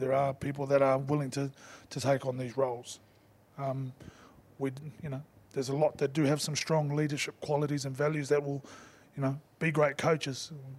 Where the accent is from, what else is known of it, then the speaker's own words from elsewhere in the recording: New Zealand; now in England, United Kingdom; whilst I'm a Kiwi and I'm Samoan and I'm proud of it, I've only coached in this country.